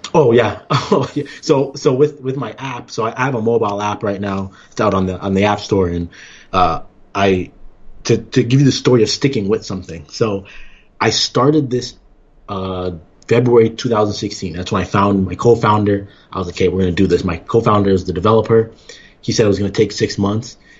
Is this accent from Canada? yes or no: yes; Toronto, Ontario, Canada; moved away as an adult; also born or lived in Iowa / Kansas City, Missouri / Arizona; now in Ann Arbor, United States; I'm actually originally from Toronto, Ontario